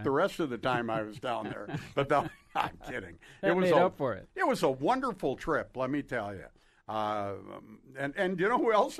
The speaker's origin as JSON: {"language": "English", "town": "Duluth", "region": "Minnesota", "country": "United States", "said": "I said, Duluth, Minnesota."}